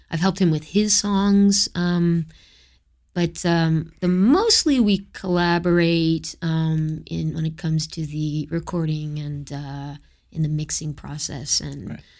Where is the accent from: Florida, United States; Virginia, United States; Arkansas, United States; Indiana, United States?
Florida, United States; born there; U.S. citizenship because I was born in Florida.